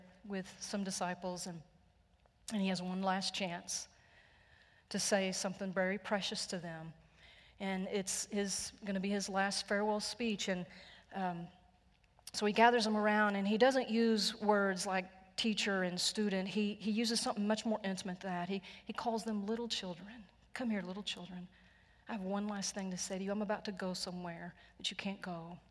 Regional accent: Texas, United States; I am so Texan. I am so redneck

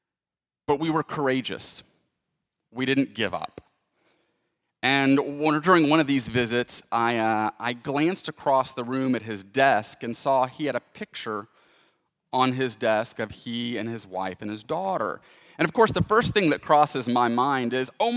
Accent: Houston, Texas, United States; my hometown of Houston

